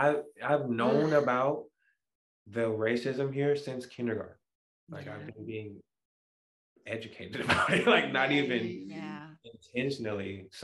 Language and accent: English; Portland, Oregon, United States; I grew up really in the black community in Portland.